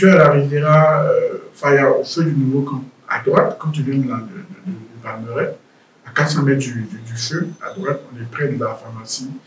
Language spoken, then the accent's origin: French; Riga, Latvia; voyez, chez nous, à Riga, les conditions des maisons, c'est moins million.